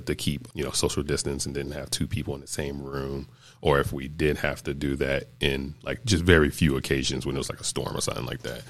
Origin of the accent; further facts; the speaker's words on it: Greenville, North Carolina, United States; I grew up in Greenville, North Carolina